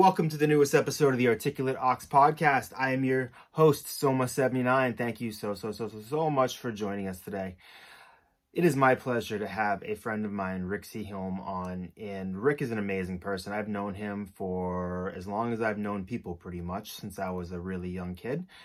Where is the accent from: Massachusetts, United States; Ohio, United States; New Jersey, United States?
Massachusetts, United States; Hopkinton; we're both from Hopkinton, and I think you were there early on, as was I. Kind of, I think I moved to town in like preschool